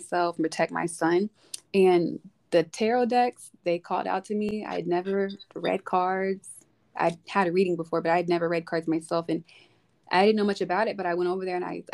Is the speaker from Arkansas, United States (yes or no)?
yes; Arkansas, United States; moved away as an adult; now in Texas, United States; I'm from Arkansas originally